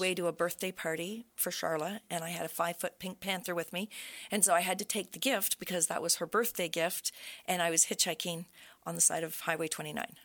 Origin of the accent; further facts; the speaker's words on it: Brockville, Ontario, Canada; I was born in Brockville. I was raised in the area, and I've always loved Brockville.